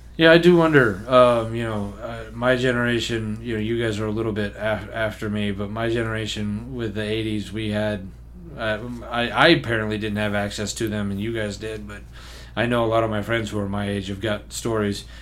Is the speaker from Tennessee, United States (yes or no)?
yes; Memphis, Tennessee, United States; when I was growing up in Memphis, most fireworks were just straight up illegal